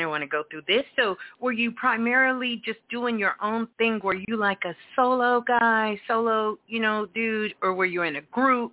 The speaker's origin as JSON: {"language": "English", "town": "New York City", "region": "New York", "country": "United States", "tie": "born or raised there", "said": "I'm a Brooklyn girl. I'm from Brooklyn"}